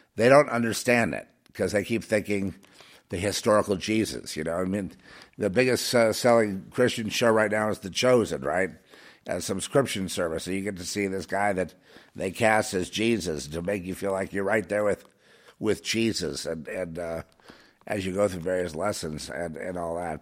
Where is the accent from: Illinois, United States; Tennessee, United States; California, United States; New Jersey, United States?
California, United States; Los Angeles; I grew up in Hollywood